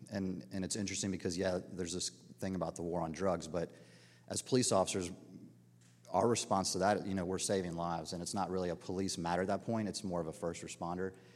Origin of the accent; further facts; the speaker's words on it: Dunwoody, Georgia, United States; moved away as an adult; I grew up in Dunwoody, Georgia, middle class